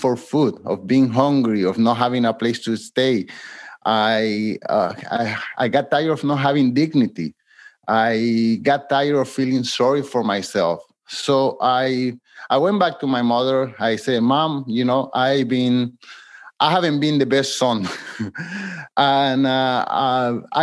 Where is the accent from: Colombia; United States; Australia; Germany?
Colombia; now in Montreal, Canada; I live in Montreal, Canada, but I'm from Colombia, South America.